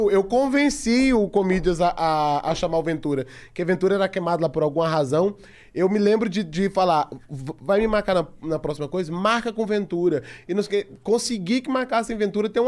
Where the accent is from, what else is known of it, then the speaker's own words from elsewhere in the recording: Tocantins, Brazil; Então, assim, eu vim, eu vim do Tocantins, ferrado, tendo, é, é, fazendo crediário para poder pagar minha camisa pro meu show de stand-up